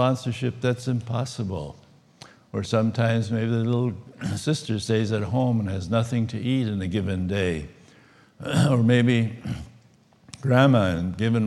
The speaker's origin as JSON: {"language": "English", "region": "Minnesota", "country": "United States", "said": "I come from Minnesota, so it's the same climate as here today, so it's nice to be at home"}